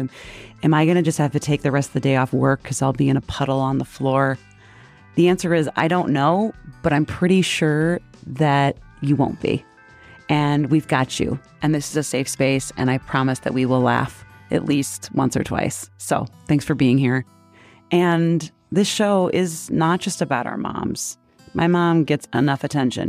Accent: Wheaton, Illinois, United States; I grew up in Wheaton, most churches per square mile

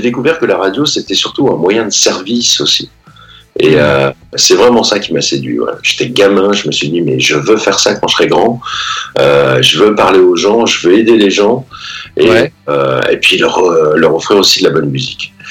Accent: Pacy-sur-Eure, Normandy, France; je suis né à Passy, j'ai grandi à Passy-sur-Eure

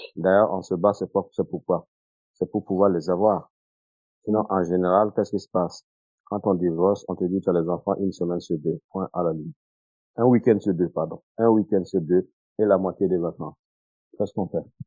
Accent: Burkina Faso; moved away; j'avais prévu de rentrer au Burkina, comme je l'ai dit, en 2015

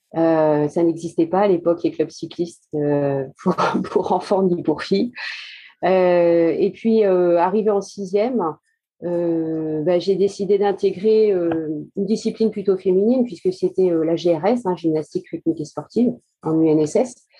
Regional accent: Château-du-Loir, Pays de la Loire, France; also born or lived in Fougères, Ille-et-Vilaine; je suis euh, née à Fougères, en Ille-et-Vilaine, et mes parents, pour des raisons professionnelles, sont venus s'installer dans la Sarthe. Donc voilà, après, j'ai fait toutes mes études à Château-du-Loir, collège, lycée

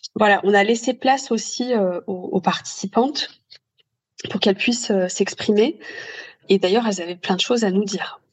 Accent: Lyon, Auvergne-Rhône-Alpes, France; moved away; je suis originaire euh, de Lyon

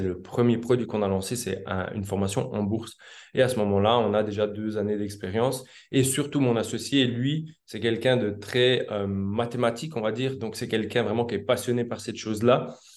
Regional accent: Switzerland; moved away as an adult; now in South America; je suis originaire de Suisse à la base.

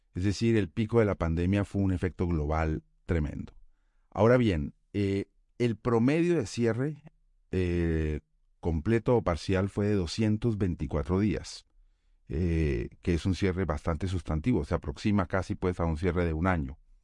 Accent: Colombia; en Colombia, en mi país

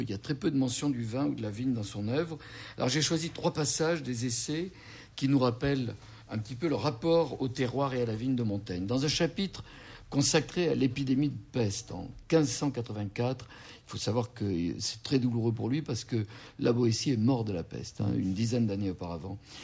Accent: Bordeaux, Nouvelle-Aquitaine, France; j'ai entendu dans mon enfance à Bordeaux

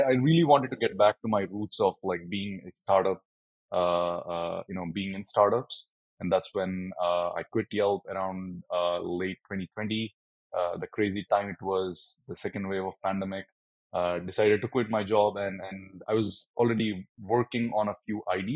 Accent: South India, India; moved away as an adult; now in Amsterdam, Netherlands; I grew up in a small town in the south of India

